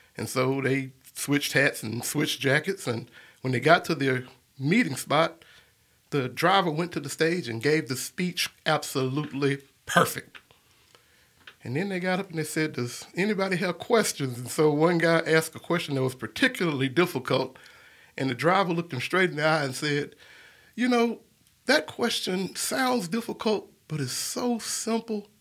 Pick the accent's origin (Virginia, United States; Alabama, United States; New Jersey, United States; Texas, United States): Alabama, United States; Birmingham; I was born and raised here in Birmingham, Alabama, and I've lived here all my life